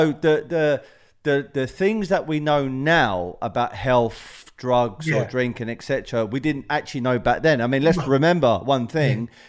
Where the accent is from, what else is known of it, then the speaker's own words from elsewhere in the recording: United Kingdom; I'm British